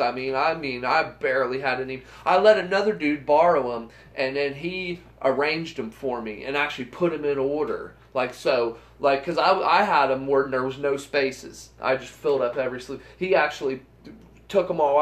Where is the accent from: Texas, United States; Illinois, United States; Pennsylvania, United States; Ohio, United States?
Ohio, United States; Bainbridge; also born or lived in Londonderry, Ohio; We're moving from Bainbridge to Londonderry. And when you're 11